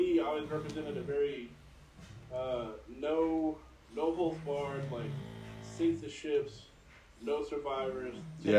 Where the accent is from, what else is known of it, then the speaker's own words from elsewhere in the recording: Wimberley, Texas, United States; I'm born and raised in Texas, lived here my whole life. I'm from a small town called Wimberley, which is, it's like south of Austin, maybe like 35 minutes.